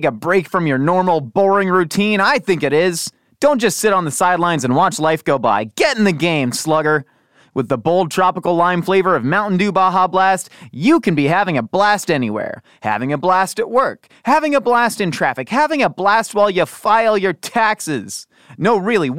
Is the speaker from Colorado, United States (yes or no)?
no; California, United States; growing up in California